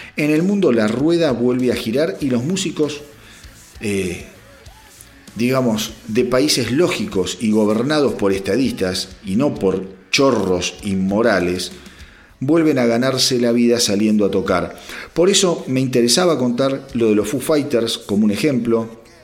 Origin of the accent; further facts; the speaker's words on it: Argentina; como argentino